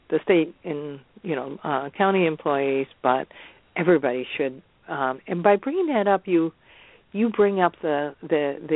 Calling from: Seattle, Washington, United States; I'm talking from Seattle.

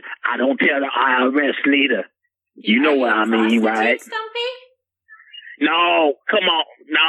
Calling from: Portland, Oregon, United States; It's about 5:03, player, because I'm calling from Portland.

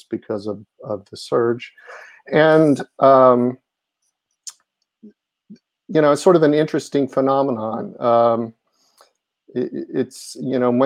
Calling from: Highland Park, New Jersey, United States; I'm actually calling from central New Jersey where I live in the borough of Highland Park

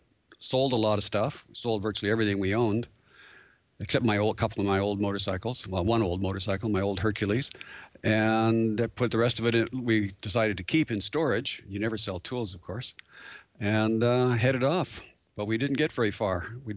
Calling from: Abbotsford, British Columbia, Canada; from Horizons Unlimited, and I'm calling in from Abbotsford, British Columbia.

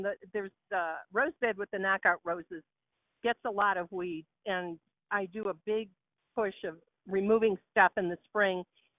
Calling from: Nashville, Tennessee, United States; Well, actually, I'm calling from Union Station in Denver, Colorado, but we live in Nashville, Tennessee

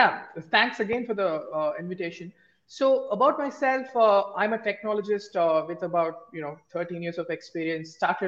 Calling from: Bangalore, Karnataka, India; I am dialing in from the cold weather of Bangalore. It's about 10 a.m. now.

